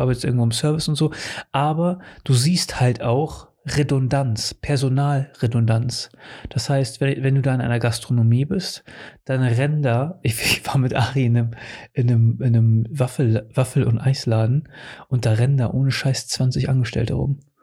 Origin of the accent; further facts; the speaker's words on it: Portugal; now in Germany; in meiner Heimat in Portugal. Seit, seitdem ich da weggezogen bin